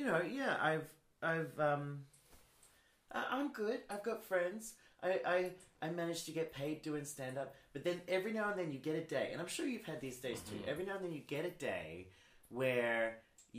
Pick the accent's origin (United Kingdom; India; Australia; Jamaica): Australia; I am Australian